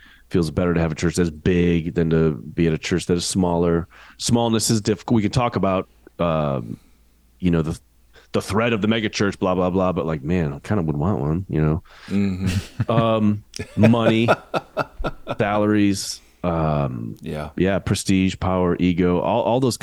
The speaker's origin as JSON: {"language": "English", "country": "United States"}